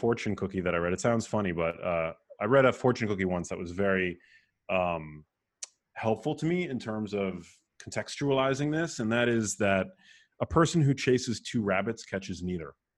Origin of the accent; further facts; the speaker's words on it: New York City, New York, United States; moved away as an adult; also born or lived in Remsenburg, Long Island / Miami; I was, uh, born and raised in New York City, um, in Manhattan, in a neighborhood called Murray Hill